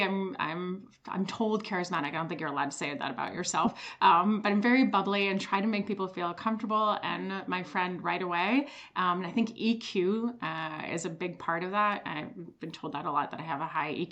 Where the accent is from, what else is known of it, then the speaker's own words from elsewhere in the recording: Switzerland; moved away; I am originally from Switzerland